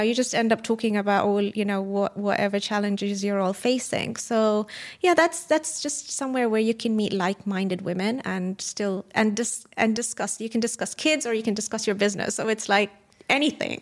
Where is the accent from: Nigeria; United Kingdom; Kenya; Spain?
Kenya; moved away; I was born and raised in Kenya, and we went on safari pretty much all the time